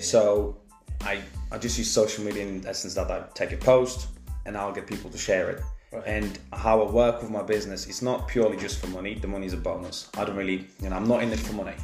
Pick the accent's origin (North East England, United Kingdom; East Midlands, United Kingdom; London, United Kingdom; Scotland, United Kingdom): East Midlands, United Kingdom; Leicester; I'm from Leicester.